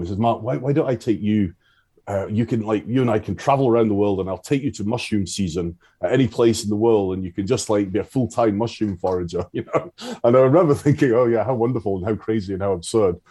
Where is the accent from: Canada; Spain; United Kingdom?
United Kingdom; Isle of Arran, Scotland; I grew up on the Isle of Arran